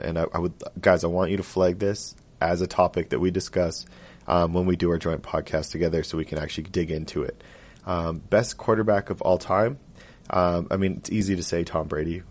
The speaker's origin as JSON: {"language": "English", "town": "Edmonton", "region": "Alberta", "country": "Canada", "tie": "born or raised there"}